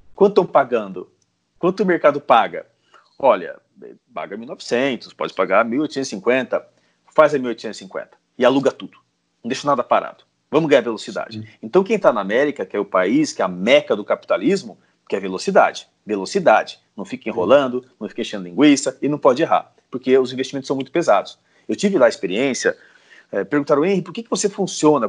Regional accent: Brazil; somos nós, brasileiros, latinos

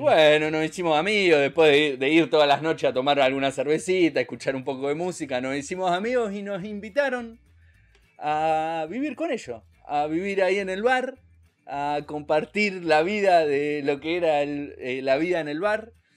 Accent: Argentina; somos los argentinos

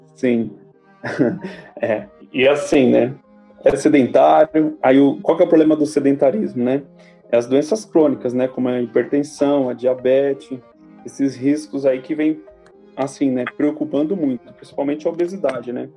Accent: São Paulo, Brazil; sou de São Paulo

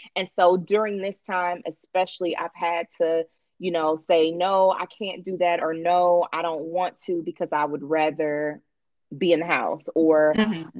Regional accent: Cincinnati, Ohio, United States; moved away as an adult; now in Atlanta, United States; I am originally from Cincinnati, Ohio.

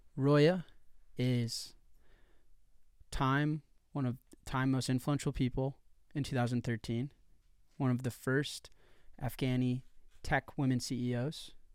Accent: Chicago, Illinois, United States; I'm from Chicago, Illinois, U S A. So I'm from America, and within America, I'm from one of the biggest cities in America

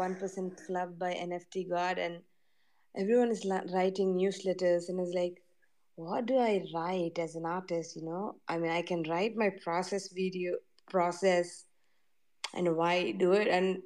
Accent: India; I'm being from India

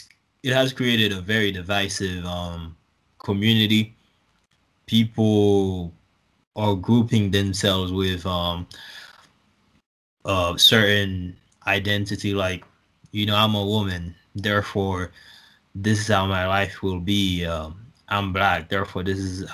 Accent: Haiti; now in United States; I'm originally from Haiti

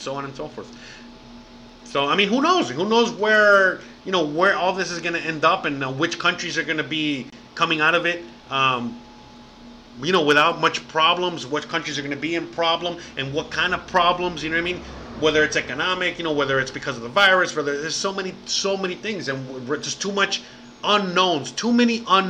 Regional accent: Miami, Florida, United States; moved away as an adult; now in Merida, Mexico; I'm from Miami

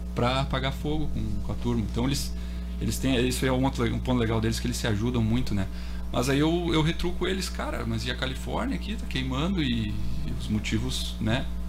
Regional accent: Brazil; sou do Brasil

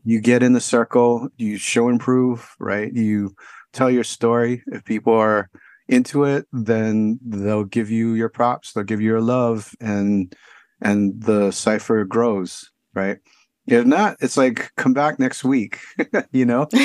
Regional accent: Honolulu, Hawaii, United States; now in San Francisco, United States; I grew up in Honolulu, Hawaii

